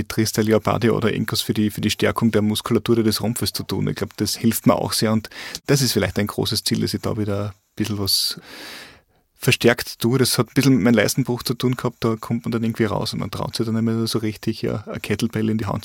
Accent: Carinthia, Austria; Und, und bei mir daheim, äh, wo ich herkomme aus Kärnten im Lavantal, habe ich auch so meine Strecken in der Lavand entlang.

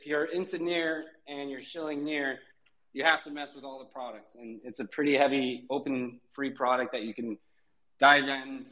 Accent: Portland, Oregon, United States; now in Portugal; I'm from Portland, Oregon, where I would surf out there

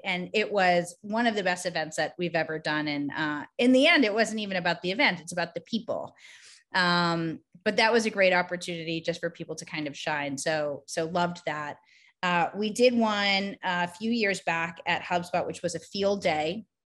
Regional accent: Boston, Massachusetts, United States; also born or lived in New York City; I grew up in Boston.

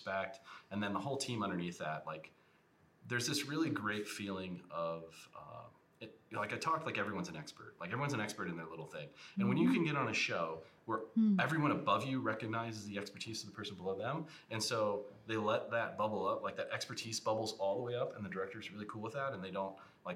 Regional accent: Ohio, United States; I'm from Ohio

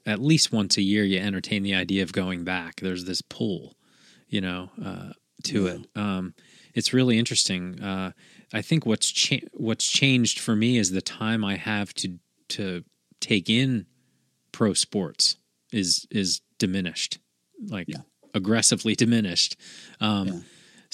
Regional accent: Philadelphia, Pennsylvania, United States; moved away as an adult; That's me in Philly. Like I haven't lived there for a long time, but I spent my first 30 some years there.

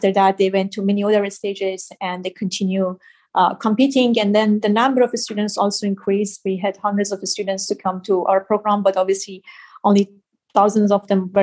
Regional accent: Afghanistan; moved away as an adult; I'm originally from Afghanistan

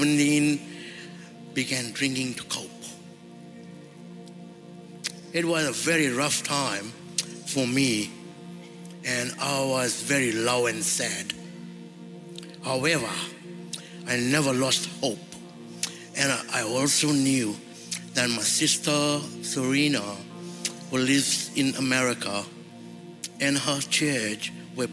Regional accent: Fiji; moved away as an adult; now in Brisbane, Australia; was born in Fiji and lived in a village. I grew up with my parents, my three sisters.

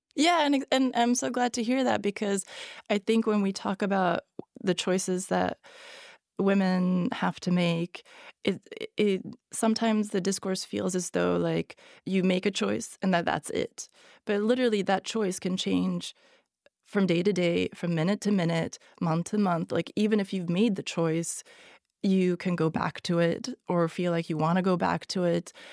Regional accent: Sweden; first language Hungarian; English is a second language; also born or lived in Hungary; born in Hungary, but I grew up in Sweden

